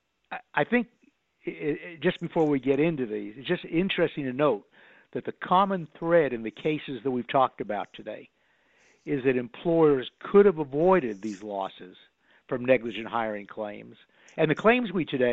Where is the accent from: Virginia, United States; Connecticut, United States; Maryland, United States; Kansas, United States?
Connecticut, United States; I was from Connecticut